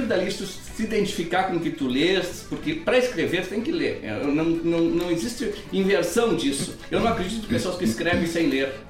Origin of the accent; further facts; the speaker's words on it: Itaqui, Rio Grande do Sul, Brazil; moved away; Mas eu nasci em Itaqui, é uma cidade, a cidade mais longe de Porto Alegre